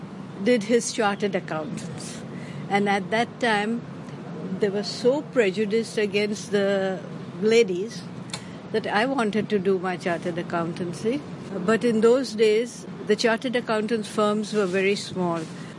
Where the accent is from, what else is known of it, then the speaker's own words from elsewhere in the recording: Karachi, Sindh, Pakistan; also born or lived in Bombay, India; now in Hong Kong; But I was born in Karachi, at that time undivided India. But for university education, I moved to Bombay.